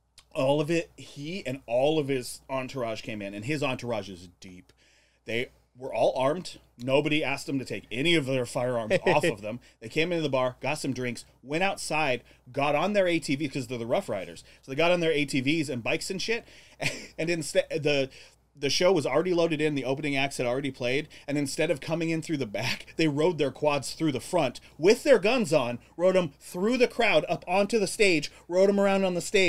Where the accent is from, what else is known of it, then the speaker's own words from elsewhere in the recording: Arizona, United States; I'm from Arizona.